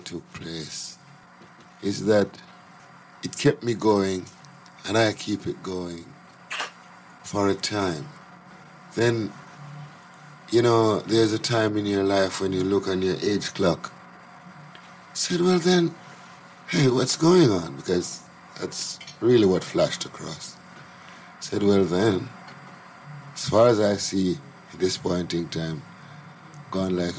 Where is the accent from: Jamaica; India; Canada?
Jamaica; also born or lived in Clarendon, Jamaica / Kingston, Jamaica; I was born in St. Catherine, and I was brought up between St. Catherine, Clarendon, and Kingston. I live in St. Andrew at the moment